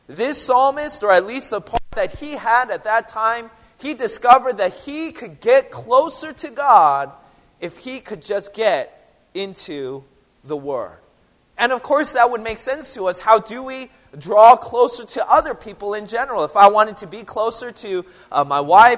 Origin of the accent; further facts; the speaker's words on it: Seattle, Washington, United States; I'm from Seattle, but I didn't grow up drinking coffee.